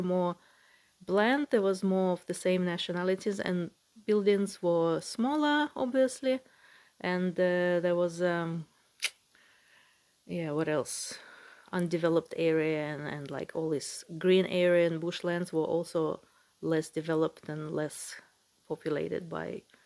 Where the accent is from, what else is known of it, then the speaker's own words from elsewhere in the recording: Moscow, Russia; moved away; I used to live in Moscow, the area called Solntsevo